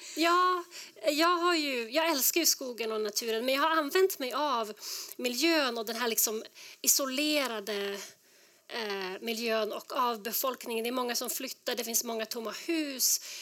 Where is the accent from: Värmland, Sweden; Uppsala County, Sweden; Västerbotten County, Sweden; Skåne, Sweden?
Västerbotten County, Sweden; Skellefteå; moved away as an adult; now in Denver, United States; jag är född och uppvuxen i, i Nordsverige